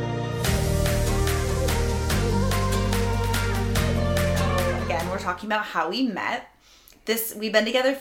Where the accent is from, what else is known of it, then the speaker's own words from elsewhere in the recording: Palm Coast, Florida, United States; also born or lived in Jacksonville, Florida; I'm actually from Palm Coast, but Flagler is the beach there